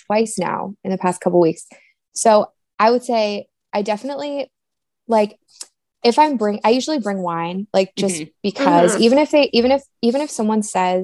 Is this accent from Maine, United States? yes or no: yes; Maine, United States; I'm from Maine.